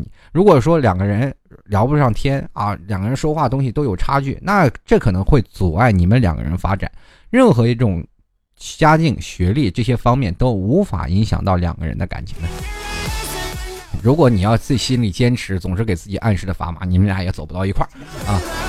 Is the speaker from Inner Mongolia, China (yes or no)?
yes; Xilinhot, Inner Mongolia, China; 这个我的城市很简单啊，你记住一下，我说的比较快，内蒙古锡林郭勒盟锡林浩特市啊。好了，我就只说一遍啊，你你能记住就记住了，是一个非常好的一个地方啊，就是内属于内蒙的中东部，离赤峰不远，